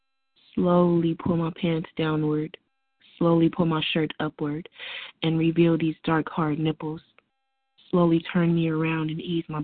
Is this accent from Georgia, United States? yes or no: no; Southern California, United States; I'm a poet from Southern California